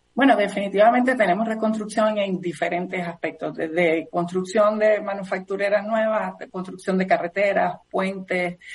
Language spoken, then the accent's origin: Spanish; Puerto Rico; somos parte de los Estados Unidos